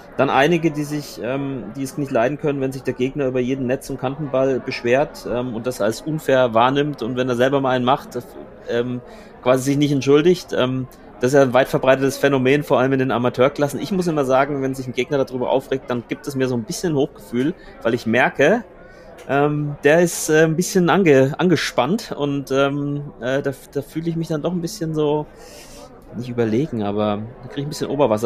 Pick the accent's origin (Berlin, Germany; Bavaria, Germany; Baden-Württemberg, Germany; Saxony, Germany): Bavaria, Germany; Franconia; in meiner fränkischen Heimat